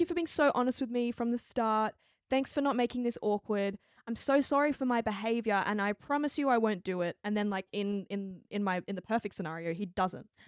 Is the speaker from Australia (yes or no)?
yes; Australia; my background is, I'm Chinese Australian